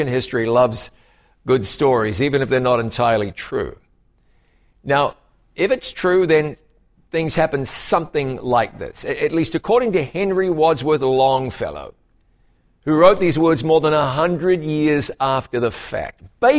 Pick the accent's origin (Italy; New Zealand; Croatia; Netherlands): New Zealand; now in United States; to the United States from another part of the world, my home country, you know, is New Zealand. So I have a lot in common with Canadians.